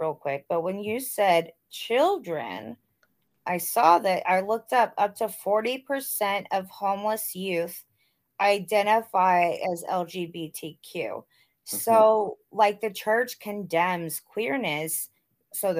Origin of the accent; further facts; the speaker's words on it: the South, United States; growing up in the South, and I went to school, I went to like an all-black school in elementary school, because where I grew up was still segregated.